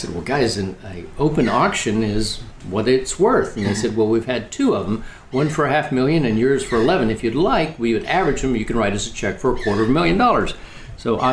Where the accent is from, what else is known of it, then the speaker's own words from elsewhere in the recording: Oklahoma, United States; I grew up in Oklahoma